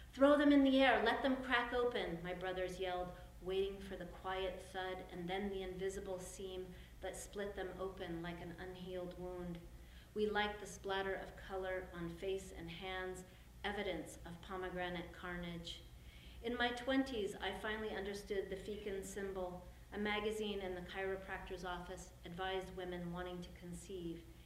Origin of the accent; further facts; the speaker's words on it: California, United States; I'm from California where we have lots of pomegranates